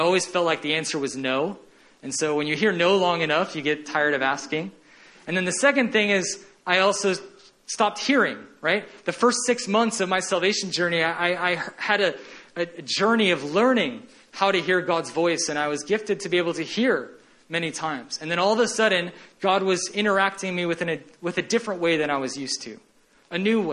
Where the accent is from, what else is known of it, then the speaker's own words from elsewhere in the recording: Kansas City, Missouri, United States; I lived in Kansas City